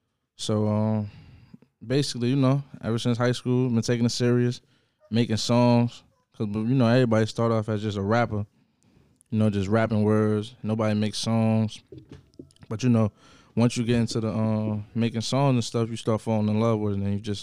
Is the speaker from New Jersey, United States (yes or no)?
yes; Jersey City, New Jersey, United States; I'm from Jersey City, New Jersey, born and raised.